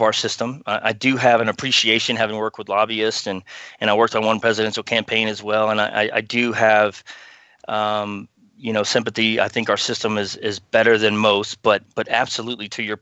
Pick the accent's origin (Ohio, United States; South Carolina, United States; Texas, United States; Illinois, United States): Texas, United States; we grew up in Texas